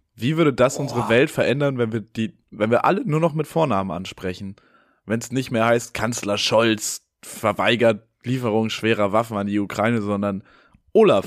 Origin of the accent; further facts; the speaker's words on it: Hamburg, Germany; Ich war außerhalb Hamburgs und die Leute haben halt mitbekommen, ich bin aus Hamburg